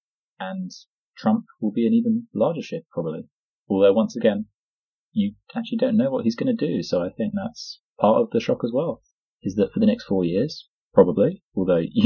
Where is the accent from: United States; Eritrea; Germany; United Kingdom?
United Kingdom; I'm a British citizen